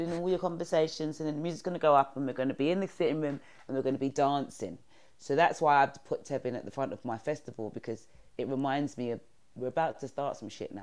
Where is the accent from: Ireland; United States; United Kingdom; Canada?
United Kingdom; London; where I grew up in New Cross, it's an estate